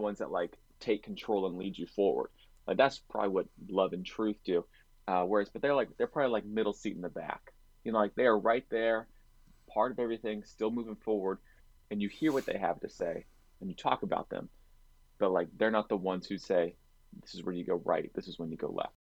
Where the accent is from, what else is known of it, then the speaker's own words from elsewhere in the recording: Orlando, Florida, United States; I grew up in Orlando